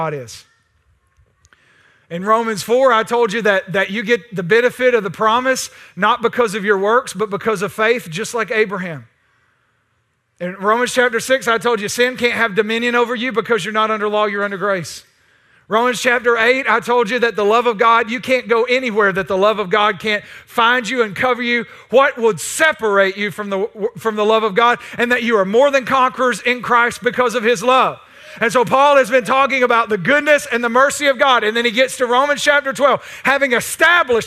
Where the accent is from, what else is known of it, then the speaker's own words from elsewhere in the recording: East Texas, United States; I'm East Texan